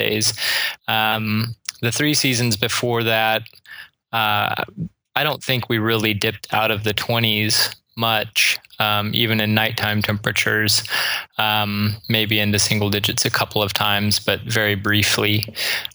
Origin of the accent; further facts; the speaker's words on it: Springfield, Missouri, United States; both Melissa and I grew up here in Springfield